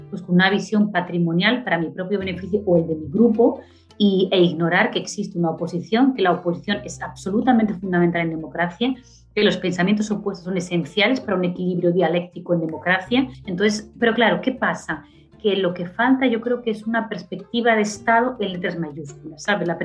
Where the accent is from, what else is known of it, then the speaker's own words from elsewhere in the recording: Spain; now in Brazil; yo, a pesar de ser española, ya me considero brasileña porque hace mucho que vivo allí